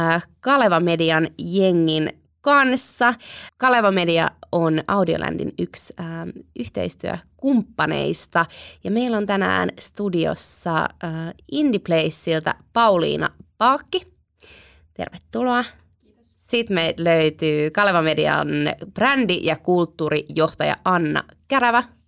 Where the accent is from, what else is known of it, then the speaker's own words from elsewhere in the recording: Sipoo, Uusimaa, Finland; moved away as an adult; now in Helsinki, Finland; olen helsinkiläinen, mutta koko lapsuuteni kasvanut Sipoossa